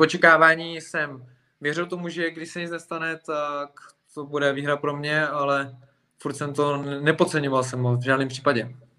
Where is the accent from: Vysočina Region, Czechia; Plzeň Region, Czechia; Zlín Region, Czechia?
Plzeň Region, Czechia; Plzeň; moved away as an adult; now in Prague, Czechia; já jsem Plzeňák a potom jsem se přestěhoval do Prahy záměrně kvůli sportu